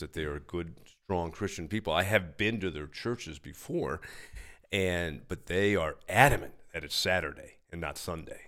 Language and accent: English; New York City, New York, United States; also born or lived in Long Island; I was born in New York City, grew up there and, uh, and, uh, in the city and out on Long Island